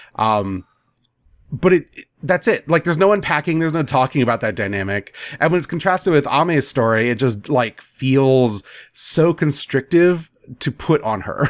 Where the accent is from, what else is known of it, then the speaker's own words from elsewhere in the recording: United States; as an American